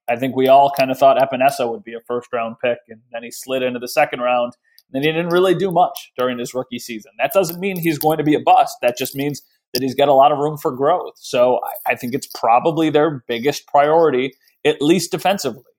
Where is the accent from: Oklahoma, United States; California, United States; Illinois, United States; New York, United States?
New York, United States; Western; I grew up in Western New York